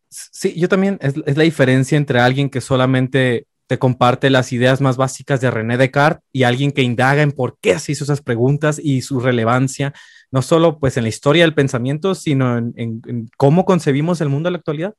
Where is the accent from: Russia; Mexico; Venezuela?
Mexico; Tijuana, Baja California; moved away as an adult; also born or lived in Mexico City; now in Xalapa, Mexico; Nací y crecí la gran, la gran mayoría de mi vida en Tijuana, Baja California, en la esquina de Latinoamérica